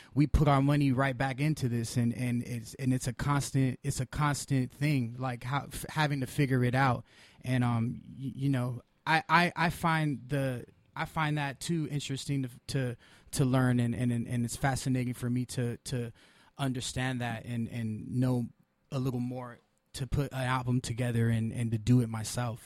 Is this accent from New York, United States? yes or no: no; Pasadena, California, United States; I grew up in Pasadena, so it was like a mixture of a bunch of people.